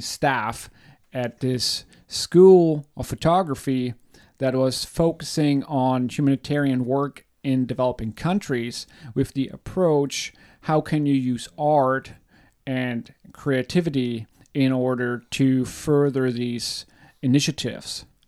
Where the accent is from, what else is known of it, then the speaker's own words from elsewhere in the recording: Germany; I'm born and raised in Germany.